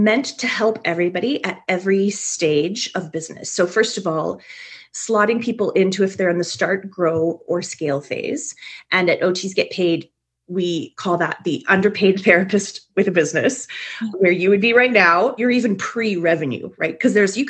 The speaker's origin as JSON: {"language": "English", "country": "Canada", "said": "I'm a Canadian"}